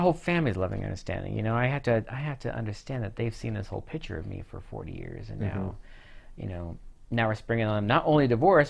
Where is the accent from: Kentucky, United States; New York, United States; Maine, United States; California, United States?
California, United States; moved away; when we moved to Arkansas from California. Everyone was always like, "You're different."